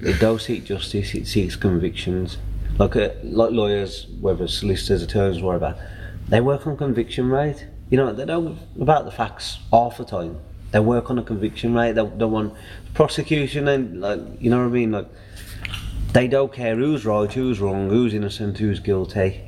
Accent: United Kingdom; we're, we're British

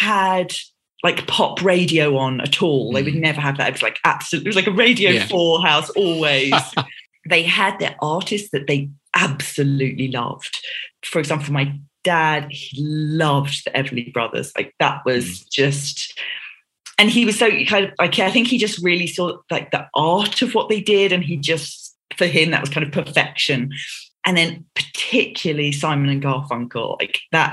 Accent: London, United Kingdom; I grew up in Southeast London and I have two sisters

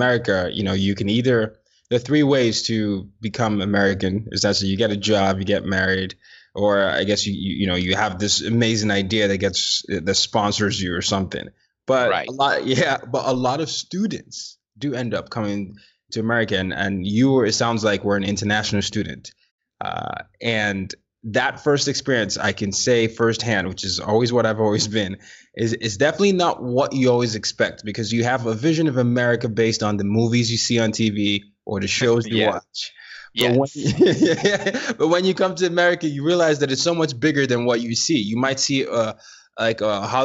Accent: Nigeria; moved away; I'm from Nigeria

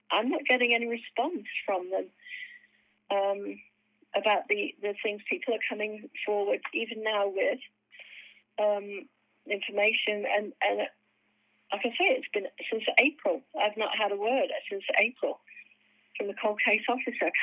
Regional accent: United Kingdom; and I'm British

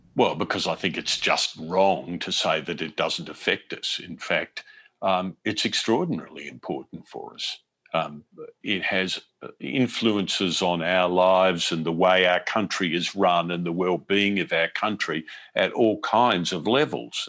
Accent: Australia; moved away as an adult; now in United States; I'm from Australian television, from Australia's Seven Network

